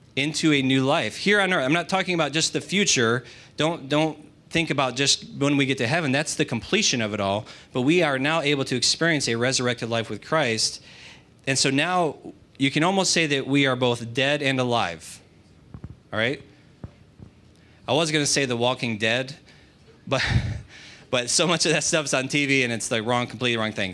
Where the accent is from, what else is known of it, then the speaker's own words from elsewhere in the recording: United States; That does not make me any less American, does it? Because that's what I am.